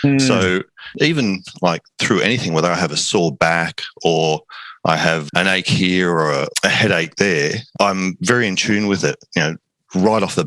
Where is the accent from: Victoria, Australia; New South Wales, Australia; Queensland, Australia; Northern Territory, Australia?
New South Wales, Australia; Sydney; Sydney, Australia.